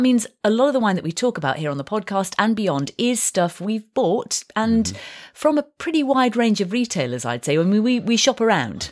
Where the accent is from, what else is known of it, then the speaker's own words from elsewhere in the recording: Yorkshire and the Humber, United Kingdom; I say vin, and I'm I'm I'm from Yorkshire